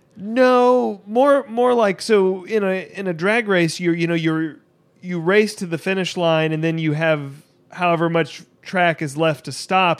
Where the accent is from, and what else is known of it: United States